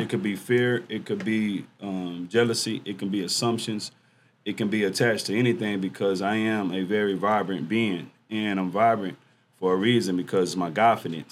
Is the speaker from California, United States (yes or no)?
no; Dallas, Texas, United States; Dallas, Texas, um, homegrown, never lived anywhere else